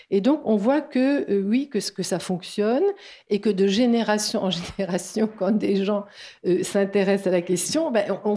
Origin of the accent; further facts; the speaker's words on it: Strasbourg, Grand Est, France; now in Toulouse, France; je suis de Strasbourg arrivée à Toulouse au, Ciné Latino que j'ai que j'ai jamais quitté